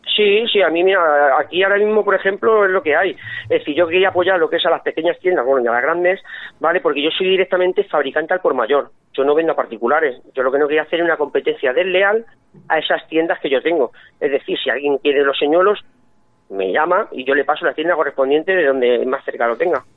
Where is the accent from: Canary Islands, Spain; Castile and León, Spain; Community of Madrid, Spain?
Community of Madrid, Spain; Fuenlabrada; moved away; yo vivo aquí, pero yo soy de Fuenlabrada